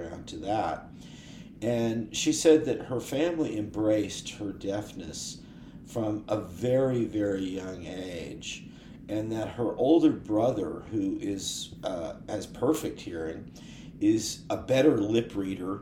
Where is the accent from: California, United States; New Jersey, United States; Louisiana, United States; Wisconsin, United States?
California, United States; Oakland; I'm from Oakland